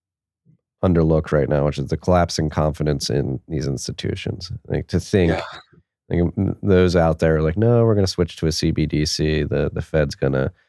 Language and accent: English; United States; as an American